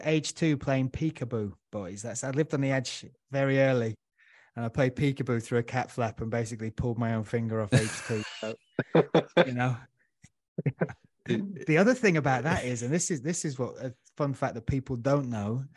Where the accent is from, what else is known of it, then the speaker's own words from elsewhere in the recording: Huddersfield, Yorkshire and the Humber, United Kingdom; now in London, United Kingdom; I grew up in Huddersfield, so it's nice and calm